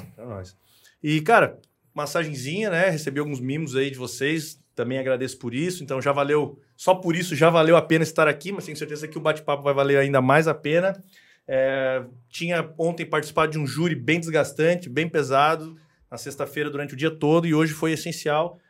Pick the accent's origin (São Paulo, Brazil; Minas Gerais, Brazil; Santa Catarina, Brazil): Santa Catarina, Brazil; Garopaba; also born or lived in Rio Grande do Sul; Eu fui criado em Garopaba